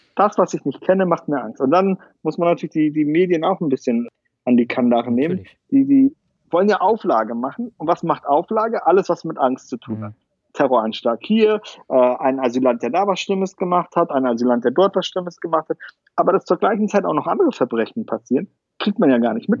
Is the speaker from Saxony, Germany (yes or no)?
no; Pansdorf, Schleswig-Holstein, Germany; moved away; ich bin in Panzdorf aufgewachsen, das ist 16 Kilometer von Lübeck